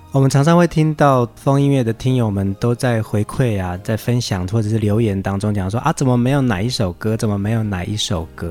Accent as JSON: {"language": "Chinese", "country": "Taiwan", "tie": "born or raised there", "said": "我们原住民的村庄"}